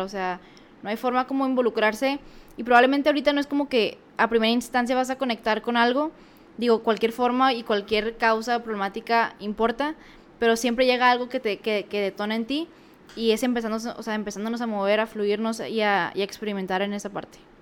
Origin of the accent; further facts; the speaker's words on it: Mexico; uno como mexicano